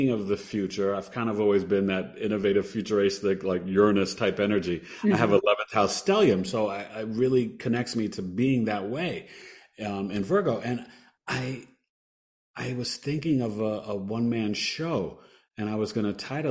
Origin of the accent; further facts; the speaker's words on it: New York City, New York, United States; moved away as an adult; I grew up in New York City